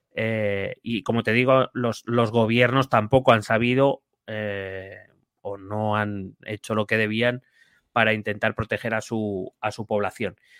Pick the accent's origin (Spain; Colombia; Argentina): Spain; aquí en España